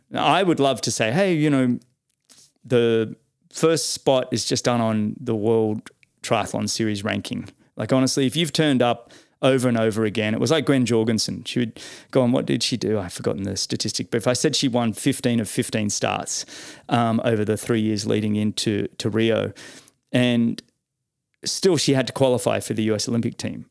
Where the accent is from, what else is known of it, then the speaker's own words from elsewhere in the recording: Australia; as an Aussie